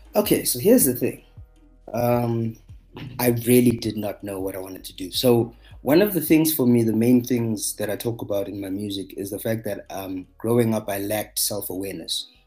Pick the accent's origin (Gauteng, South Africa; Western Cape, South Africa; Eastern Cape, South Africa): Gauteng, South Africa; Johannesburg; I'm from Johannesburg, South Africa